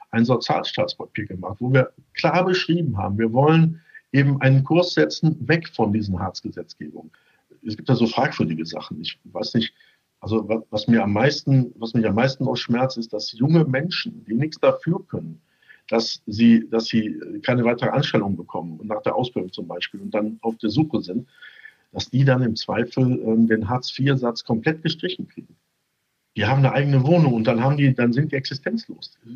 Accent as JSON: {"language": "German", "town": "Düsseldorf", "region": "North Rhine-Westphalia", "country": "Germany", "said": "ich bin ja als Düsseldorfer äh, leidgeprägt im Fußball."}